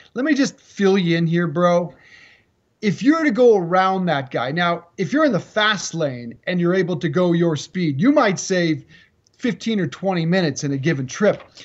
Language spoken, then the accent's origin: English; Colorado, United States; moved away; I'm in Colorado, in my home state this morning